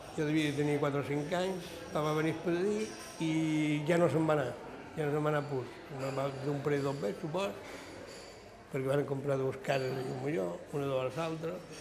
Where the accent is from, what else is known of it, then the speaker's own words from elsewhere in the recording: Palma, Balearic Islands, Spain; also born or lived in Llucmajor; Vaig néixer a Palma.